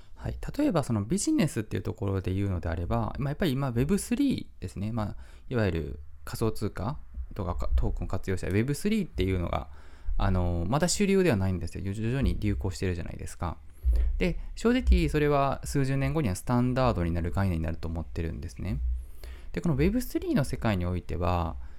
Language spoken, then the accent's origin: Japanese; Japan; also born or lived in Kyoto; 僕は本当に日本人に生まれてよかったなと思っていますし、今も日本に、今住んでる、京都に住んでるんですけど